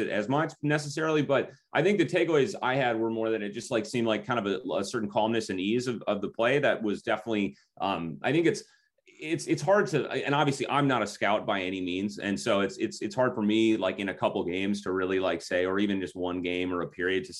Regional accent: Minneapolis, Minnesota, United States; we're from Minnesota, I live in Minneapolis, grew up in, you know, in the high school system here

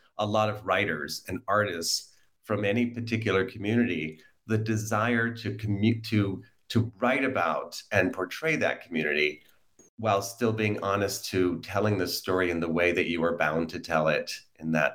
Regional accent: United States; I'm an American

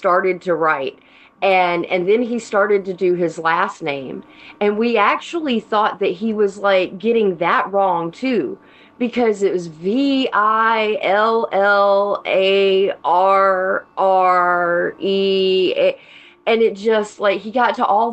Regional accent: Canton, Georgia, United States; also born or lived in Ball Ground, Georgia; I grew up just north of Atlanta. I grew up in Canton

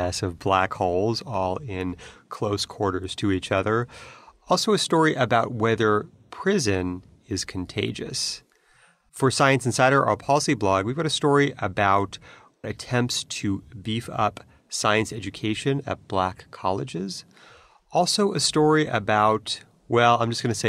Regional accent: California, United States; I grew up in California

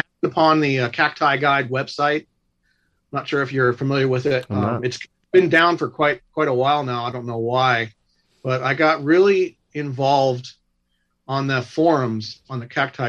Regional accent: Covina, California, United States; also born or lived in Glendora, California; now in Chino, United States; I was born and raised right here in Covina, Glendora area in California

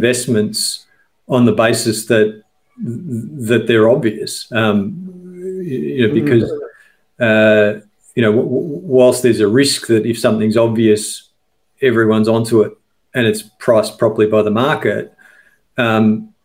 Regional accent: Victoria, Australia; I grew up in Victoria, and as a kid in the late 70s and early 80s, if you went to coastal towns in Victoria

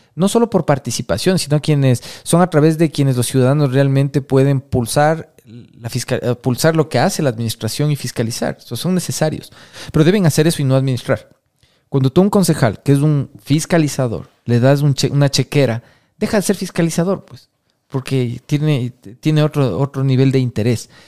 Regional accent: Quito, Pichincha, Ecuador; como quiteño

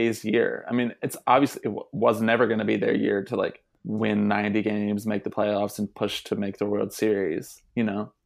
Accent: Washington, United States; I was born in Washington

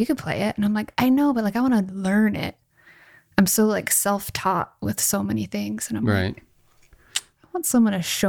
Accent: Tucson, Arizona, United States; now in Los Angeles, United States; I came from Arizona.

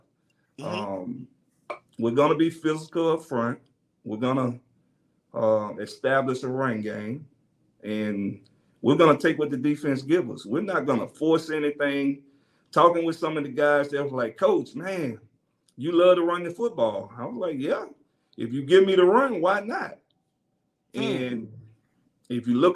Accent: Mississippi, United States; I'm from Mississippi

